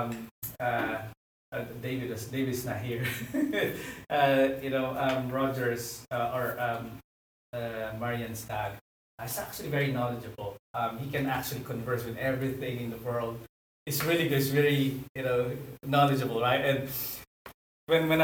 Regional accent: Philippines; I'm a Filipino

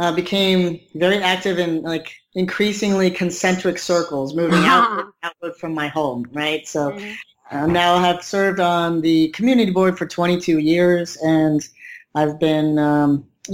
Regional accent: Tucson, Arizona, United States; moved away as an adult; now in New York City, United States; Originally born and raised in Tucson, Arizona.

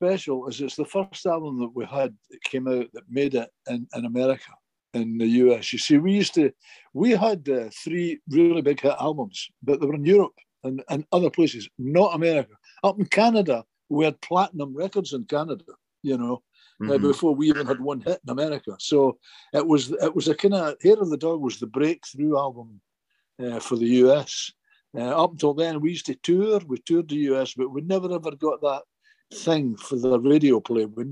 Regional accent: United Kingdom; we came from Britain

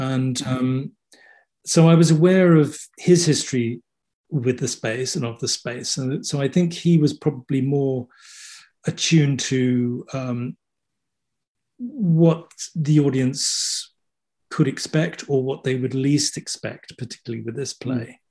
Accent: Kent, South East England, United Kingdom; I was born in England, and um, brought up in Kent, which is about thirty miles out of London. So I'm a southerner

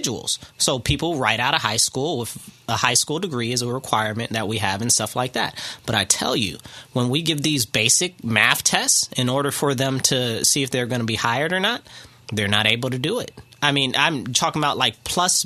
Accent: Rochester, New York, United States; I'm from the city of Rochester. I grew up in Rochester pretty much all my life.

